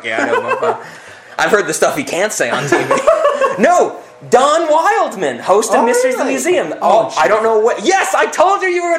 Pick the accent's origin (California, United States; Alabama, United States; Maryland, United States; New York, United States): New York, United States; upstate; moved away; also born or lived in Western Pennsylvania; upstate New York. Like, it's an hour north of the city